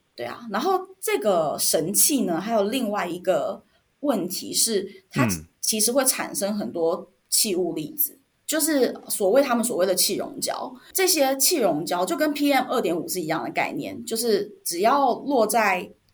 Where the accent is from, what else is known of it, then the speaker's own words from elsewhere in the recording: Taiwan; accent: Taiwanese; moved away as an adult; 我就是抄着一个台湾口音